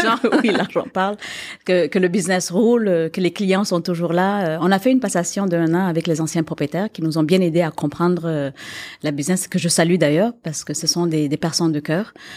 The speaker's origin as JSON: {"language": "French", "region": "Quebec", "country": "Canada", "tie": "born or raised there", "also_born_or_lived": "Africa / Paris", "moved": "as an adult", "said": "moi j'ai grandi au Québec, ici, et que je suis partie, que je suis revenue"}